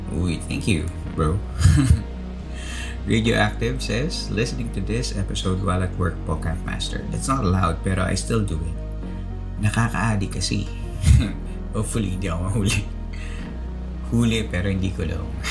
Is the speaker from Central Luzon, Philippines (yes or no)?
yes; Central Luzon, Philippines; Nung bata pa ako, nung early 90s, sobrang liit pa ng mundo ko nun. Um, kasi walang internet, ba? Diba? sa probinsya namin sa Bulacan